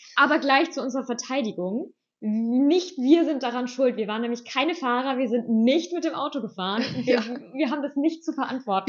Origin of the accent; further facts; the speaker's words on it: Germany; als Deutsche